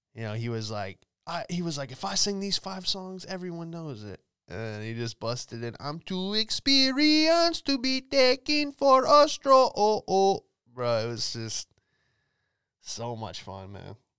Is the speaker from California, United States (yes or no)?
yes; Los Angeles, California, United States; moved away as an adult; now in Florida, United States